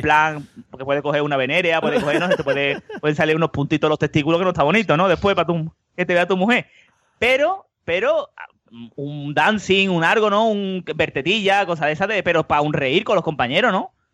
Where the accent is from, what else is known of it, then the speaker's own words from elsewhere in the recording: Seville, Andalusia, Spain; que somos de Sevilla